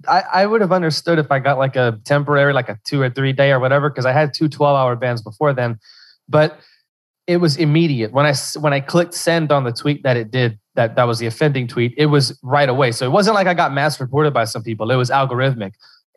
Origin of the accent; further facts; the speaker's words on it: Louisiana, United States; I'm from Louisiana, South Central Louisiana, Cajun country.